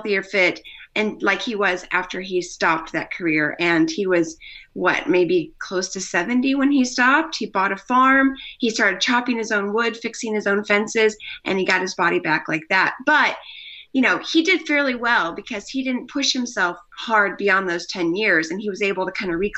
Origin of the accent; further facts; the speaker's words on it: Missouri, United States; moved away as an adult; also born or lived in Colorado / Australia; We lived in Australia, but I'm from Missouri